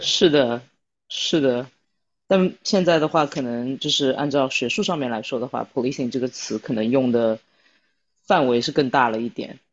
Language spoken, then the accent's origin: Chinese; China; 我们作为中国人